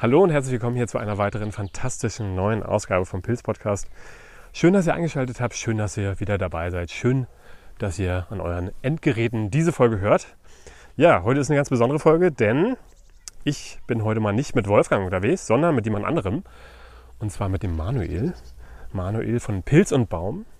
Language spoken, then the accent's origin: German; Uckermark, Brandenburg, Germany; Region in der Uka mag, da bin ich auch aufgewachsen